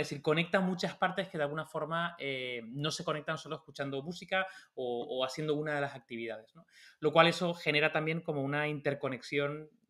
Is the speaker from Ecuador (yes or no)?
no; Tenerife, Canary Islands, Spain; now in Madrid, Spain; durante mucho tiempo cuando me fui de Tenerife a Madrid, pues aprendí a tocar la guitarra